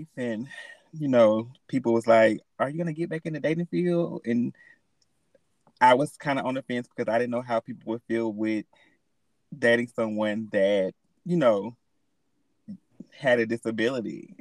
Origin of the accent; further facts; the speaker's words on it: Alabama, United States; I am from Alabama